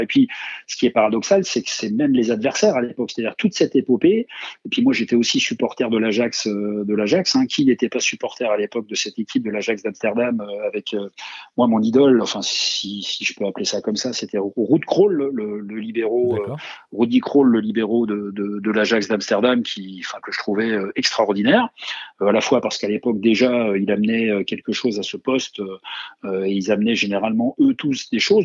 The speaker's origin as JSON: {"language": "French", "town": "Hayange", "region": "Grand Est", "country": "France", "tie": "born or raised there", "also_born_or_lived": "Saint-Étienne", "moved": "yes", "said": "je suis né à Hayange, dans le bassin sidérurgique euh, mosellan"}